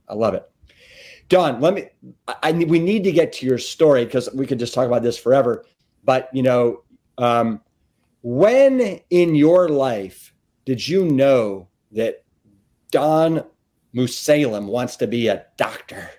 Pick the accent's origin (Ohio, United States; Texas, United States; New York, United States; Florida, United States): Texas, United States; Austin; born or raised there